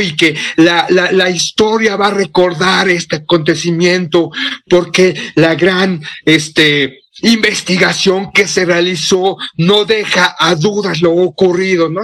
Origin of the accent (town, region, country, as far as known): Mexico